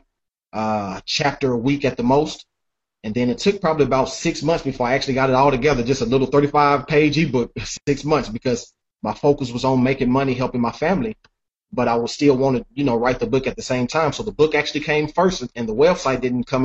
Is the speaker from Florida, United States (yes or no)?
no; Nashville, Tennessee, United States; growing up in Nashville